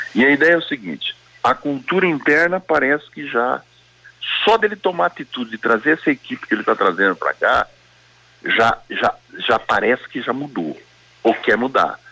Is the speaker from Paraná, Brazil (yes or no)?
yes; Londrina, Paraná, Brazil; eu sou londrinense